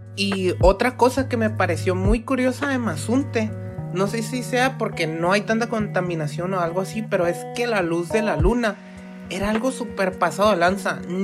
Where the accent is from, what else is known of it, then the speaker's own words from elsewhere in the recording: Mexico; somos los únicos mexicanos aquí sentados en el restaurante